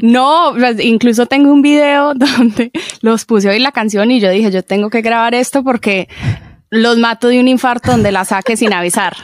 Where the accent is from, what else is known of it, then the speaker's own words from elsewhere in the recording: Medellín, Antioquia, Colombia; crecí en Medellín